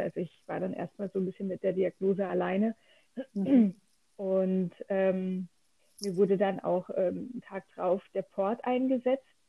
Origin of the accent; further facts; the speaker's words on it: Lörrach, Baden-Württemberg, Germany; ich komme ganz aus dem Süden Deutschlands, ähm, aus dem Dreiländereck. Deutschland, Schweiz und Frankreich. Ah. Ja, ähm, in der Nähe von Freiburg